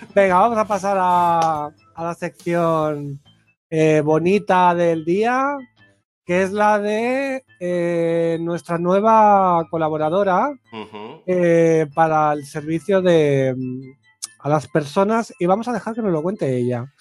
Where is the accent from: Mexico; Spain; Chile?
Spain; Catalonia; yo me siento famoso en mi pueblo